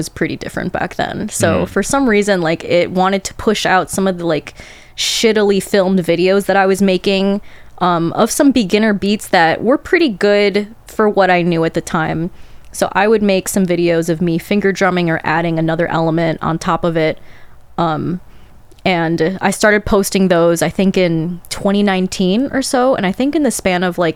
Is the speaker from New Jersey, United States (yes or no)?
no; Chicago, Illinois, United States; Born and raised in Chicago